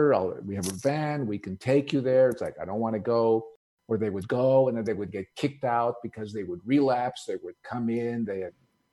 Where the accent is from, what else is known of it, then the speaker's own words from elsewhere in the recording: Montreal, Quebec, Canada; also born or lived in Greece; I was born in Greece in a little village. And so, like many immigrant families, when they move to a new country, when they move to America, we happen to move to Canada